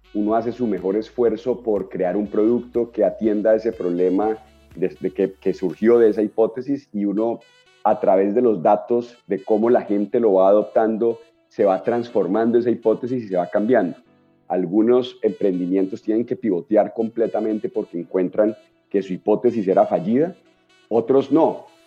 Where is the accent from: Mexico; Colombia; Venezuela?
Colombia; Cali, Valle del Cauca; Yo soy un caleño básico